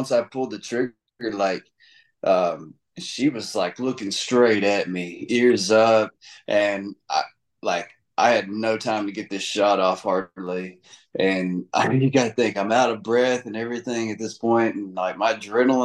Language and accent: English; Tennessee, United States; I'm from Tennessee